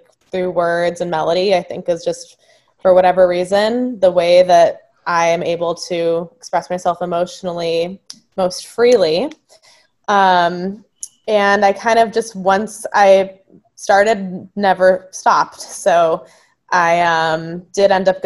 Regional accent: Marina del Rey, California, United States; moved away as an adult; now in Brooklyn, United States; I'm originally from Los Angeles. I grew up in Marina Del Rey.

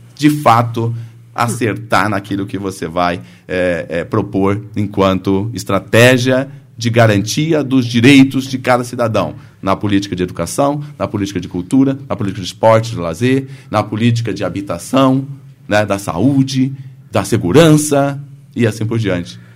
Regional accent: Brazil; lá em Autônia, onde é a minha terra natal

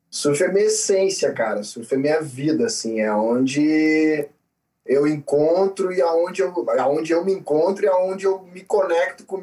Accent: Florianópolis, Santa Catarina, Brazil; eu morei em Florianópolis até os 10 anos, a minha infância foi em Florianópolis. Eu sou caçula, nós somos cinco.

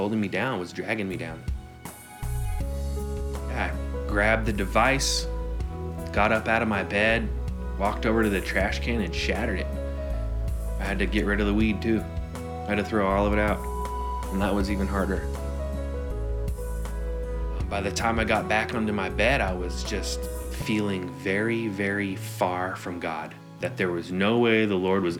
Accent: Southern California, United States; also born or lived in San Francisco; I was born and raised in San Francisco until the age of 5, and then I moved to Southern California.

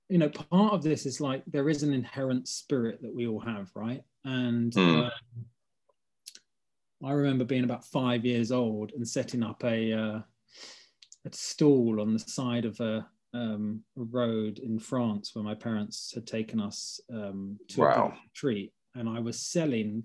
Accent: London, United Kingdom; I grew up in Hackney

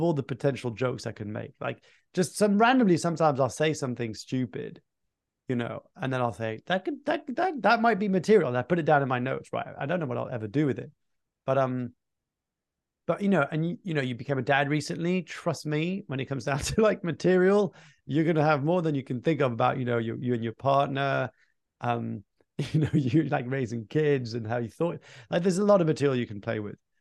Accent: Fontainebleau, Île-de-France, France; My mum started this Anglophone section in, in southeast of Paris in Fontainebleau, my hometown.

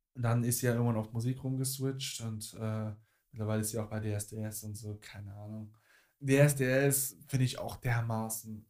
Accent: Cologne, North Rhine-Westphalia, Germany; bei uns in Köln

